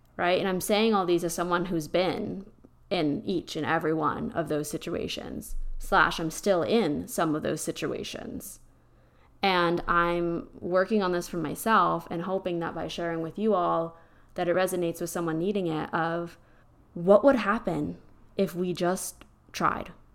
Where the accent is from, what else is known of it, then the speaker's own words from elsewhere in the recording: Pennsylvania, United States; now in Texas, United States; I'm from Pennsylvania, and I'm used to those type of roads, and being here in Texas